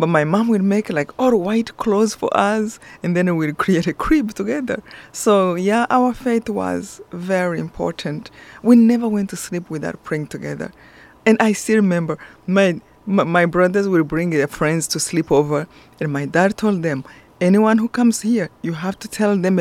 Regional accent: Rwanda; moved away; I'm from Rwanda, this beautiful center of Africa, really beautiful country

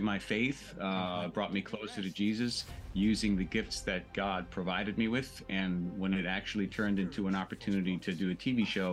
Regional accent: suburbs of New York, New York City, United States; I was baptized Greek Orthodox, living in New York City. And then when we moved out of the city into the suburbs

